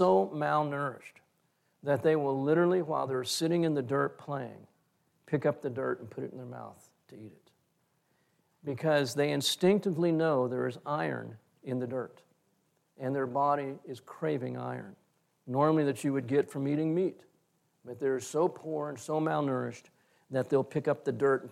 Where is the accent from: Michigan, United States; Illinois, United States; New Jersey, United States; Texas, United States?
Texas, United States; as a Texan